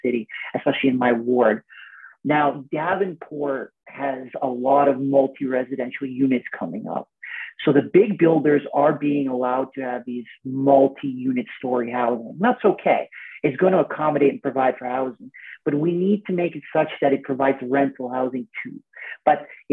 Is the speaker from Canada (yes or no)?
yes; Canada; as a Canadian, I'm a tennis player